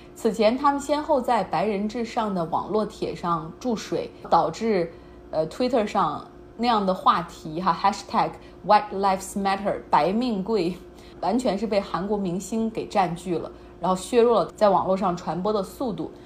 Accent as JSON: {"language": "Chinese", "country": "China", "said": "我们中国人"}